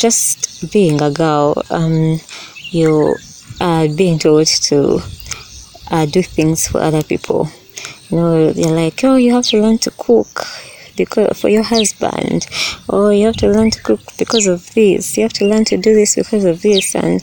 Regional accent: Uganda; Growing up in Uganda

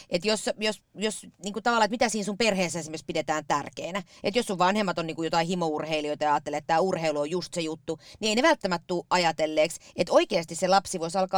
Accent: Riihimäki, Kanta-Häme, Finland; Myös meillä Riihimäellä yes. oli 90-luvulla tämä sama tarjonta.

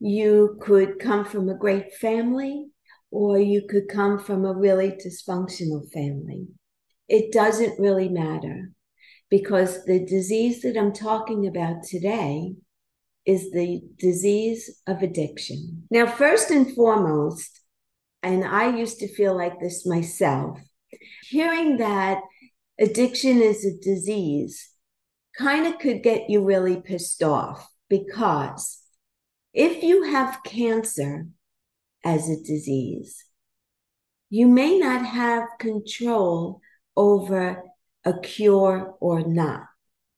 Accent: New York City, New York, United States; I grew up in Brooklyn in a brownstone and with all family in the house.

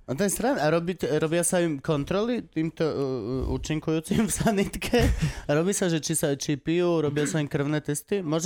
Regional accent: eastern Slovakia, Slovakia; Lebo som z východu.

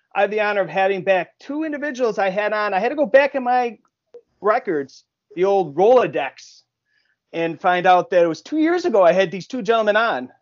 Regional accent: Buffalo, New York, United States; when I grew up in Buffalo uh, back in the early 2000s

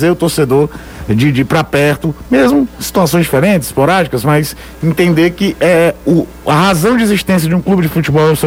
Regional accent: Belo Horizonte, Minas Gerais, Brazil; eu cresci na Savassi, velho.

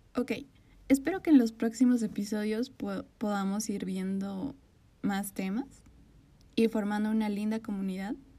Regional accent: Bolivia; Soy de Bolivia.

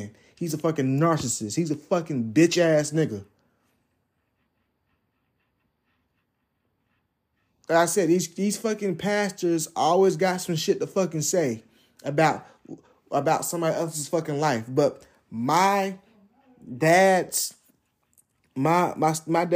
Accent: Jacksonville, United States; that's the church I went to growing up in Jacksonville

